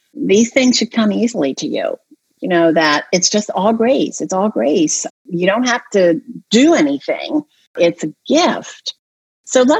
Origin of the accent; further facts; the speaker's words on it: Delaware, United States; I grew up in Delaware